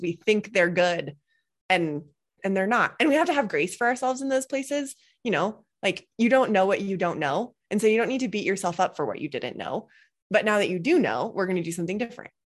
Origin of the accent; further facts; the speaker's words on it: Boulder, Colorado, United States; I grew up in Boulder, Colorado